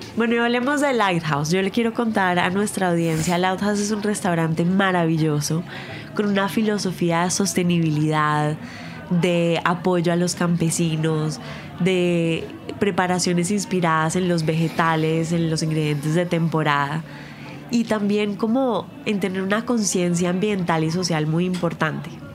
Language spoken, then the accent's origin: Spanish; Colombia; en Colombia nosotros decimos la, el maíz